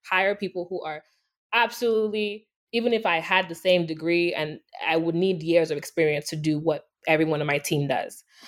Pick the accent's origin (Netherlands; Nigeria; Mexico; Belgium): Nigeria; moved away; I was born and raised in Nigeria